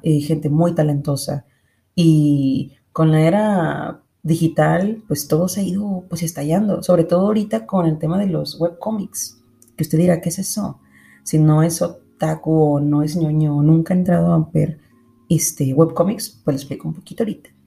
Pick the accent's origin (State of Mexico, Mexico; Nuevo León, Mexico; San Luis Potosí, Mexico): Nuevo León, Mexico; Monterrey; yo soy de Monterrey